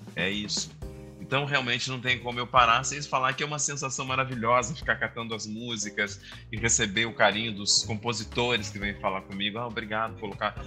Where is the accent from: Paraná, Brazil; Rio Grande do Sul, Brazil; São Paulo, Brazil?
Rio Grande do Sul, Brazil; Santa Maria; Eu sou do Rio Grande do Sul, de Santa Maria.